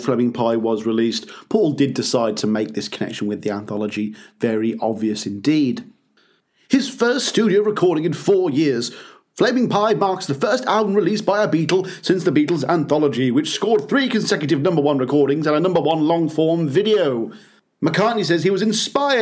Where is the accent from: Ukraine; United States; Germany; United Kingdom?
United Kingdom; Birmingham, West Midlands; my hometown of Birmingham here in the UK